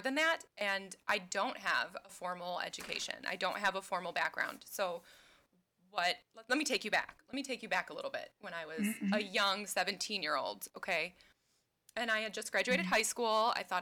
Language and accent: English; southeastern Wisconsin, United States; I was born and raised in southeastern Wisconsin, like right between Chicago and Milwaukee